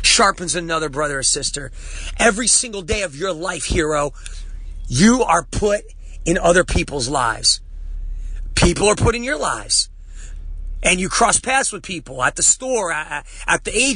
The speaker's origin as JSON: {"language": "English", "region": "New Jersey", "country": "United States", "tie": "born or raised there", "said": "I'm from Jersey, man. Growing up, you don't trust anybody"}